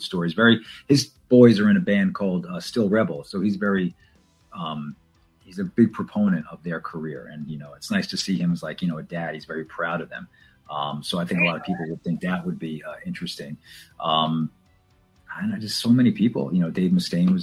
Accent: New York, United States; accent: New York; I try very hard not to have the typical New York accent

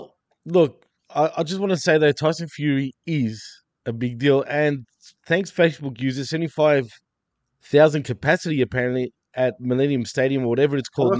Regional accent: Cardiff, Wales, United Kingdom; We come from Cardiff in Wales in the UK

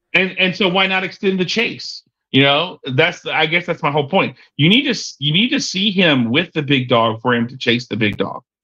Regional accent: Texas, United States; It's here in my hometown.

